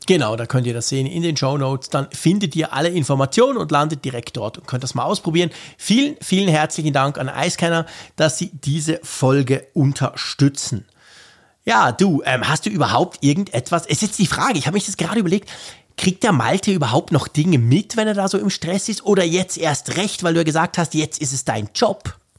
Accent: Switzerland; als Schweizer

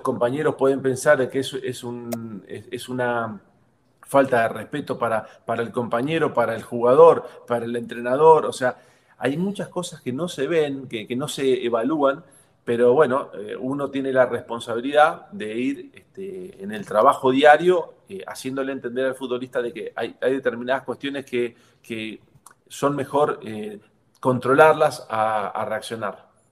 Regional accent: Argentina; moved away as an adult; also born or lived in Mexico; me quiero ir a Argentina y quiero disfrutar mis últimos dos años o tres años en Argentina, en mi país

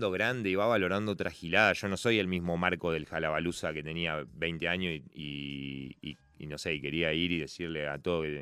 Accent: Argentina; El fútbol sí nos encanta como argentinos

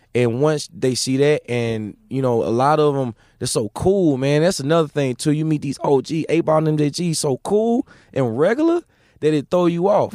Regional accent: Mississippi, United States; I'm from Mississippi

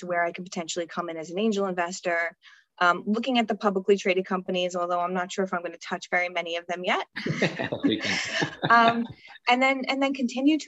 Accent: New York, United States; I'm a New Yorker

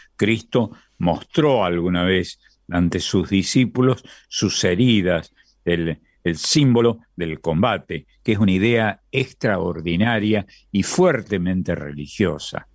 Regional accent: Argentina; nosotros somos del sur, somos de América del Sur, de la Argentina, el país del plata

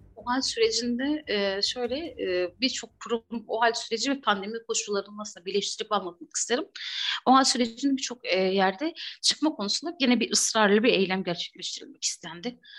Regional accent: Batman, Batman Province, Turkey; ben de Batman'da büyüdüm, doğdum, büyüdüm

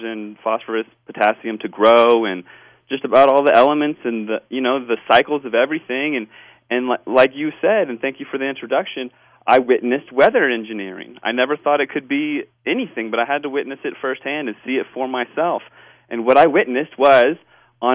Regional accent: Washington, District of Columbia, United States; now in Northern California, United States; I grew up in Washington, D.C. area, and after moving to California

